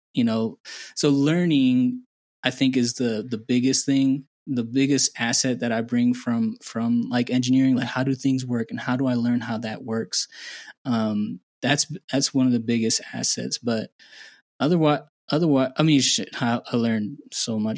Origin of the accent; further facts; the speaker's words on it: Indiana, United States; moved away as an adult; also born or lived in Houston; now in Guatemala; I was born and raised in Indiana